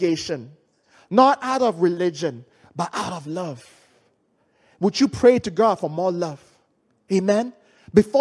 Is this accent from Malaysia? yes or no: yes; Malaysia